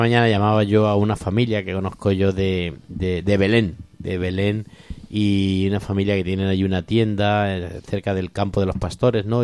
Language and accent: Spanish; Corral de Almaguer, Castilla-La Mancha, Spain; cuando era chico en el Colegio de La Salle de, mi pueblo, de allí de Corral de Almaguer